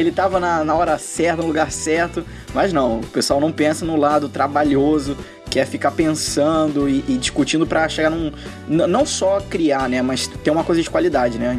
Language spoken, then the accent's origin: Portuguese; Brazil; sou do Brasil